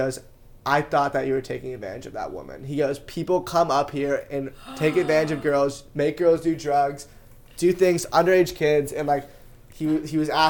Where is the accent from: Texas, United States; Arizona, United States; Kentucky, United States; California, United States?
California, United States; Bay Area; I'm from the Bay Area, represent 650